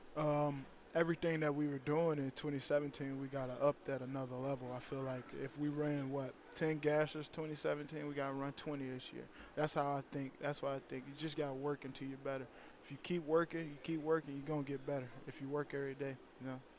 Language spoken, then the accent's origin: English; Chicago, Illinois, United States; moved away; Chicago guy. I'm from Chicago